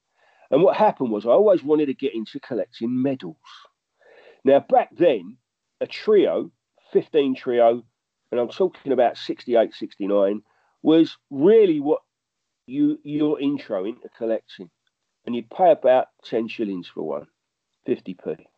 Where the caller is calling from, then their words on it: Hauts-de-France, France; So I'm talking from the Seven Valleys in France, which is an area drenched in history, by the way.